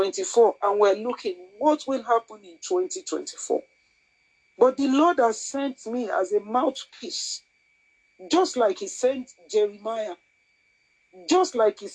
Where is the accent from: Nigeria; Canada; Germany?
Nigeria; first language Yoruba; English is a second language; I'm sorry for those who do not speak my native language, which is Yoruba.